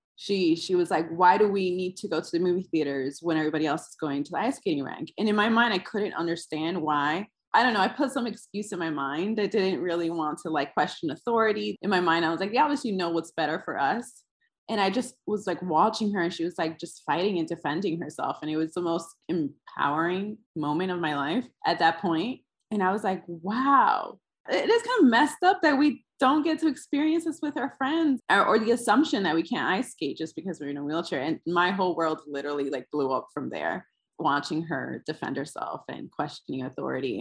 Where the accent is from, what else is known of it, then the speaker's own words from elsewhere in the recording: New York City, New York, United States; I am from uh, in between the Upper West Side and Harlem, like right at the strip, right there is where I grew up